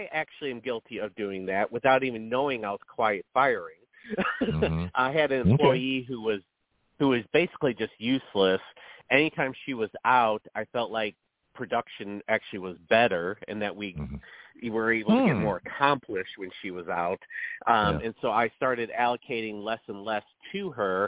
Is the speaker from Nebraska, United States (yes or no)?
no; Chicago, Illinois, United States; moved away; also born or lived in the South; I'm from Chicago originally